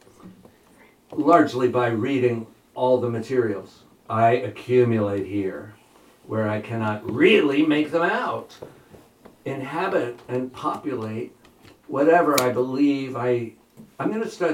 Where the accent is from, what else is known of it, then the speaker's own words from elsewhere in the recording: New Jersey, United States; also born or lived in Berkeley / Oakland / Bay Area; now in Surry, United States; I grew up in New Jersey